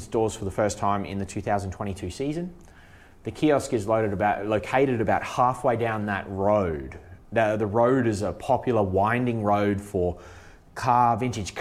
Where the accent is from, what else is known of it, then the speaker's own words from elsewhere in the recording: Australia; moved away as an adult; now in Finland; I'm Australian, we come from rugby league